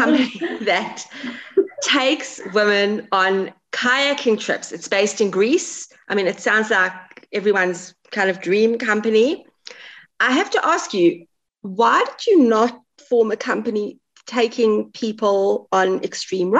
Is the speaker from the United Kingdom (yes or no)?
yes; England, United Kingdom; I'm English, so I can say this. I'm from the UK. I was born in England.